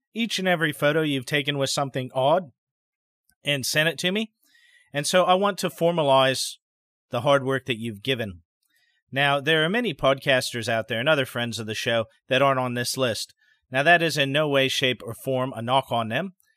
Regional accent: Idaho, United States; My home state of Idaho

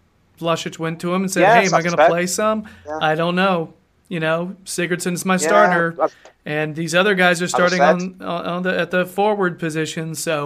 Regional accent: United States; I'm American

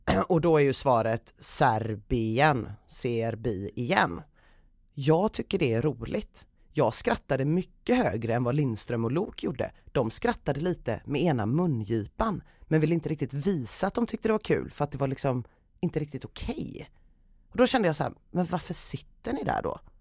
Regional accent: Gothenburg, Västra Götaland, Sweden; also born or lived in Southeast Asia; I grund och botten ifrån Göteborg, absolut. Eh, bott här hela mitt liv utom några år när mina föräldrar tvingade mig att bo i Sydostasien

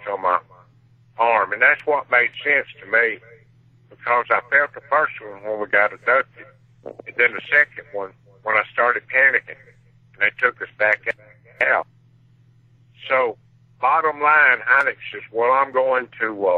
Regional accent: Laurel, Mississippi, United States; moved away; my hometown, Laurel, Mississippi

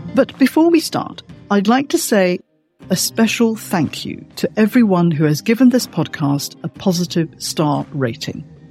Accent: Malaysia; moved away; I'm from Malaysia originally

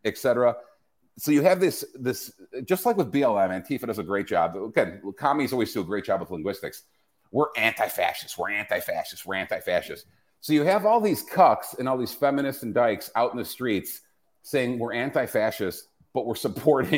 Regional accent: Chicago, Illinois, United States; I'm a Greek kid growing up in Chicago, right? Born in 77

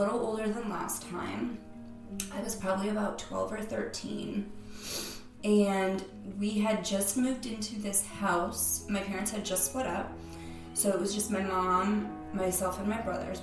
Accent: Cape Cod, Massachusetts, United States; I'm from Cape Cod

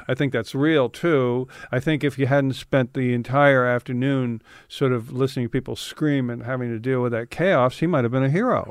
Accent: San Francisco, California, United States; I grew up in San Francisco.

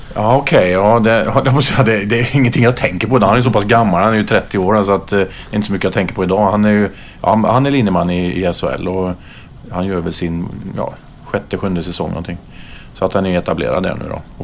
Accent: Karlstad, Värmland, Sweden; jag spelade upp till junioråldern hemma i Karlstad

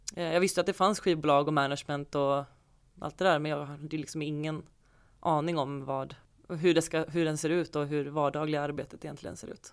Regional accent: Falkenberg, Halland County, Sweden; moved away; Jag är uppvuxen i Falkenberg

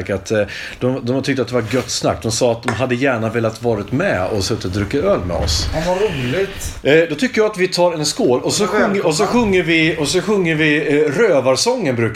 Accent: Stockholm, Stockholm County, Sweden; Jag kommer från Stockholm, låter som en gammal bänkalkis.

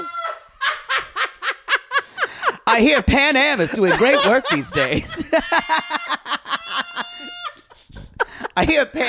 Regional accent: the South, United States

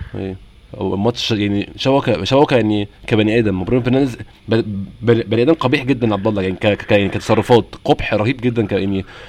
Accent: Egypt; هنا عندنا في مصر

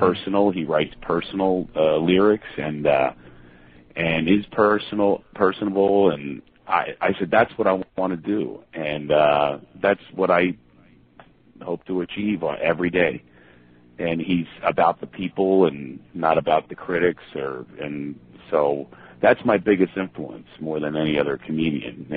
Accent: Philadelphia, Pennsylvania, United States; I am from Philadelphia

